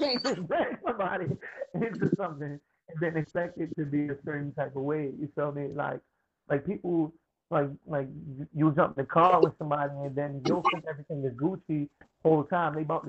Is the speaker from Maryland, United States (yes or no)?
yes; Baltimore, Maryland, United States; Growing up in Baltimore